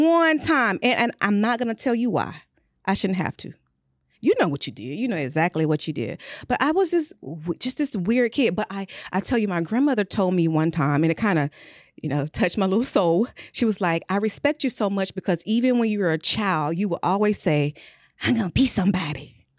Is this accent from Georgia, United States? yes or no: yes; Luthersville, Georgia, United States; I am from Luthersville, Georgia.